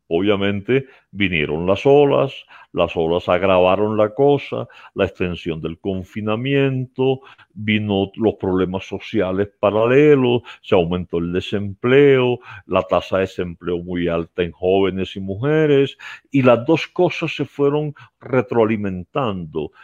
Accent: Colombia; mi patria, Colombia

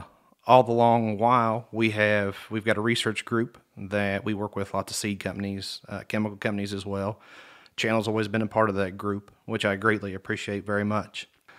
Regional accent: Greensburg, Indiana, United States; So I grew up in Greensburg, Indiana, and then went to school at the University of Kentucky

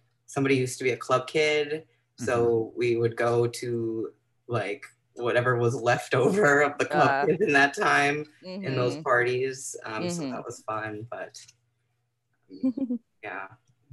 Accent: New York City, New York, United States; also born or lived in Long Island; Native New Yorker. I'm from Queens

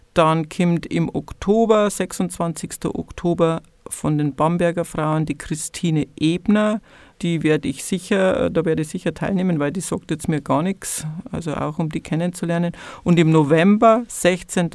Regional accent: Passau, Bavaria, Germany; ich war ja selber Niedernburger Schülerin und habe später auch in Niedernburg unterrichtet, war ich oft an diesem Gisela-Grab schon als kleines Mädchen in der Schule

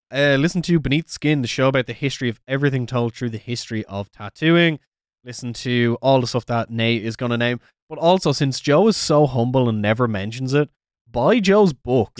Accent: Ireland; I'm Irish

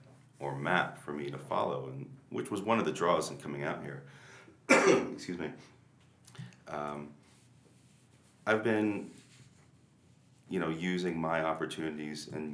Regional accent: New York, United States; moved away as an adult; now in Carson City, United States; I'm from New York.

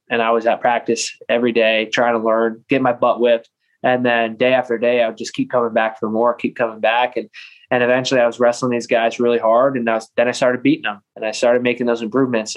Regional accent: Lansing, New York, United States; also born or lived in Ithaca, New York; I grew up in Lansing, New York, which is the next town north on uh, Cayuga Lake

